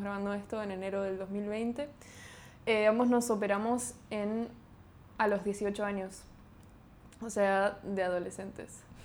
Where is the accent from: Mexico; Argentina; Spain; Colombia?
Argentina; Buenos Aires; somos de, Capital de Buenos Aires